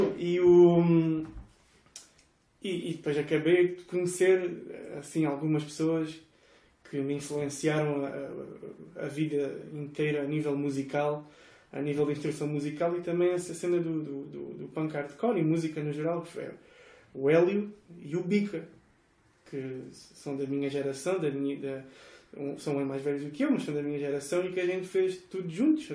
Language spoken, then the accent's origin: Portuguese; Estoi, Algarve, Portugal; Sou de Estoy, que é na periferia de Faro